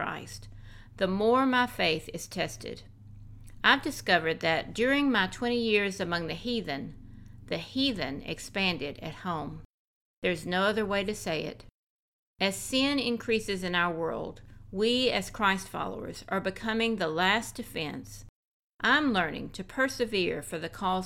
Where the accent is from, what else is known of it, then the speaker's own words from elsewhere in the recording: the Bible Belt, United States; moved away; also born or lived in the Muslim world; my home state of what was the Bible Belt